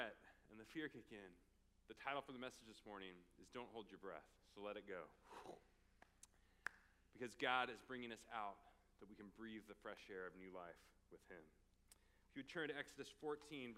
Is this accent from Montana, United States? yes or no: no; Oregon, United States; now in Phoenix, United States; we're from Oregon